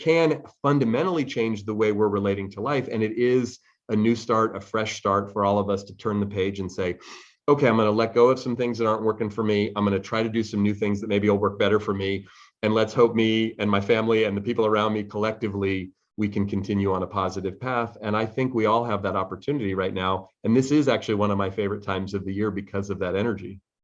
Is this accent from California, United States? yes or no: yes; Bay Area, California, United States; I grew up here in the Bay Area where I still live